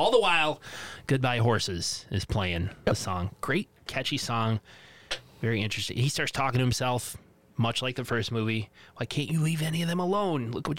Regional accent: England, United Kingdom; Actually, I'm English.

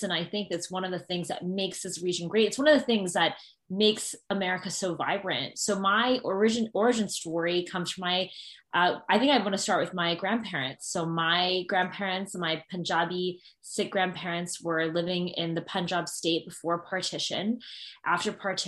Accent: Northern Virginia, United States; growing up in Northern Virginia, being biracial

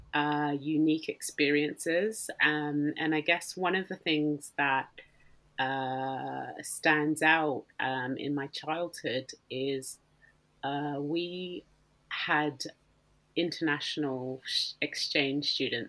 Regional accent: Australia; I didn't leave Australia for the first time until I was, I think, about 12

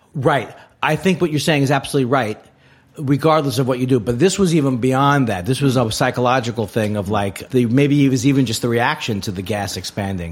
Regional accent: New York City, New York, United States; moved away as an adult; also born or lived in Los Angeles; I grew up in New York

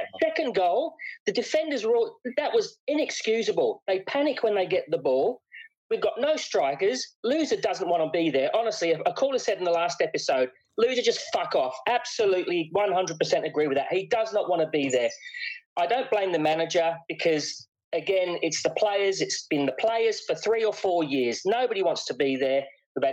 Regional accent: Watford, East of England, United Kingdom; moved away; I was born in Watford

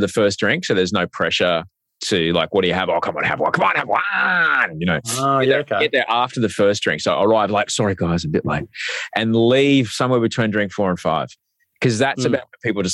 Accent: Brisbane, Queensland, Australia; I was 17 growing up in Brisbane and I was a roadie

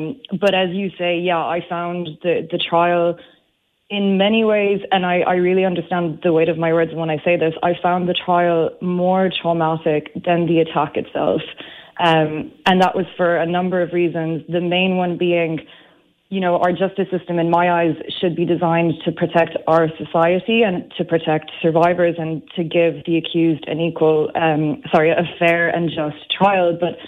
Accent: France; But it's interesting you say in this country, because, and you would never tell from my accent, I'm actually French. And in my country, it's just as bad.

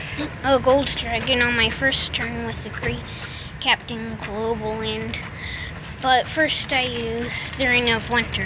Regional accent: Kansas City, United States; now in Tennessee, United States; Kansas City, but we just moved to Tennessee.

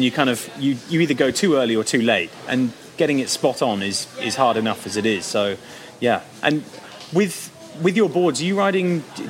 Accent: Dubai, United Arab Emirates; Well, I grew up in Dubai, and October, November time.

